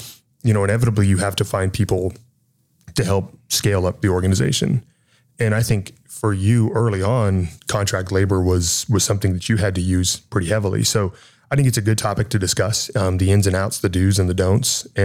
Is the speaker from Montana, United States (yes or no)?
yes; Montana, United States; growing up in Montana